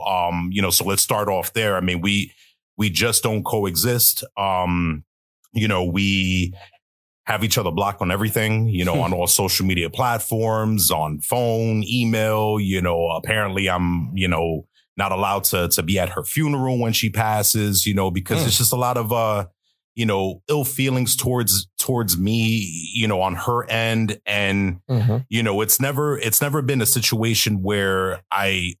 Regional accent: New York City, New York, United States; I'm originally from New York City. I grew up in Brooklyn, you know, to be exact

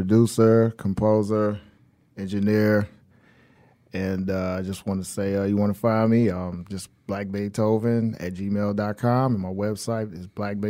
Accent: Detroit, Michigan, United States; Man, east side Detroit, near the water.

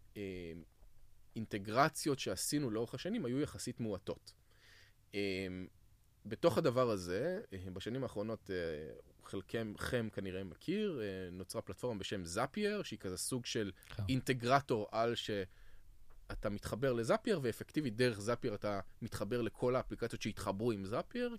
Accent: Israel; אנחנו כישראלים

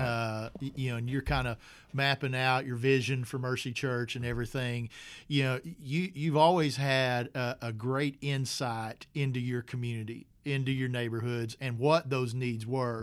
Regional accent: North Little Rock, Arkansas, United States; I grew up in North Little Rock, you know, in Rose City neighborhood

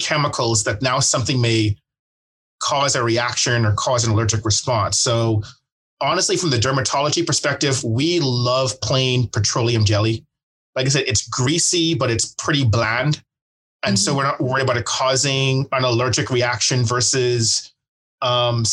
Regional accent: Bahamas; now in Dallas, United States; I'm from the Bahamas originally

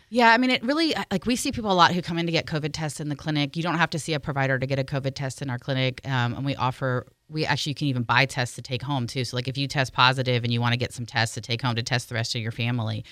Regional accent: California, United States; I'm from California, but my parents are both from Ireland

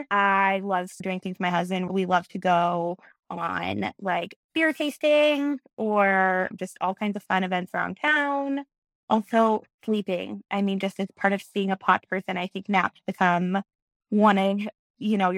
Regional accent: Springfield, Ohio, United States; moved away as an adult; now in Columbus, United States; I am in Columbus, Ohio. I'm originally from Springfield, Ohio, and then I moved here after college.

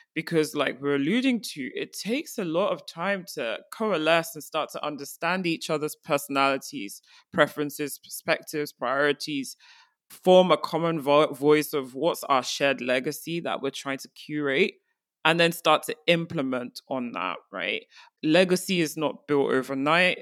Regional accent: Nigeria; as an African, I'm from Nigeria

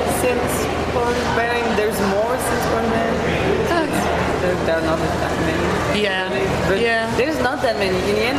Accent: France; now in Berlin, Germany; I'm from France, but I live in Berlin

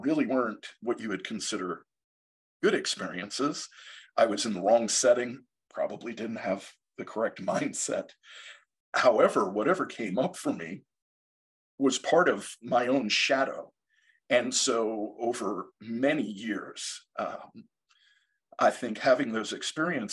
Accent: Long Island, New York, United States; I grew up on Long Island in New York in the 70s and early 80s

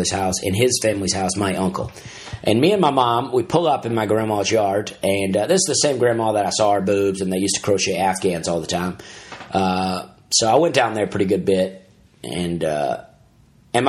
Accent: Alabama, United States; I'm from Alabama

